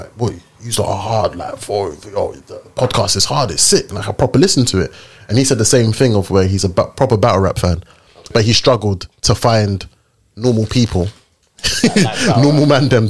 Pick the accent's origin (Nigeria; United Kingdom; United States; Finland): Nigeria; I'm Nigerian